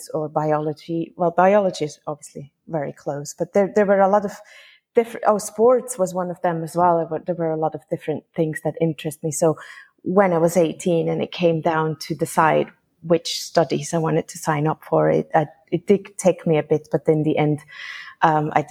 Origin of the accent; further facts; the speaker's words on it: Switzerland; moved away as an adult; now in Carriacou, Grenada; I am originally from Switzerland. I graduated there and grew up there, but now I live in Grenada, actually on the small island of Carriacou